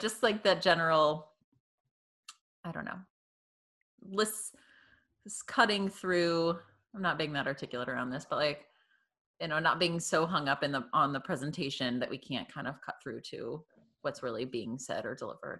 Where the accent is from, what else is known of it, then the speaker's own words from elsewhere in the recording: Tampa, Florida, United States; moved away; So I was born in the Tampa Bay area in Florida. Okay. Take a lot of heat for being from Florida. Especially having moved up north.